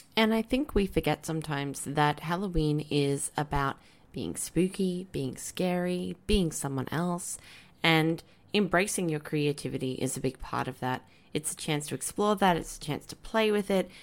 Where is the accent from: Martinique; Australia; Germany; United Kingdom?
Australia; Brisbane, Queensland; I grew up in Wynnum Manly in, um, Queensland, which is like a suburb